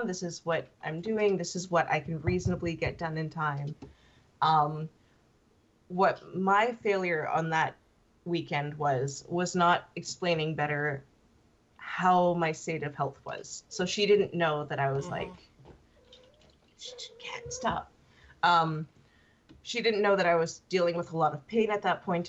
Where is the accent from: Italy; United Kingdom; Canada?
Canada; I'm Canadian